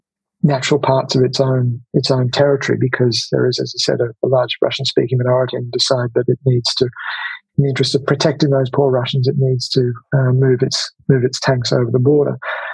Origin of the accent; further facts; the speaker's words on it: Australia; the fact that I was born in Australia and really didn't have a great deal of connections to Latvia directly, apart from what was, you know, absorbed through my father's cultural background, which was never really explicitly Latvian.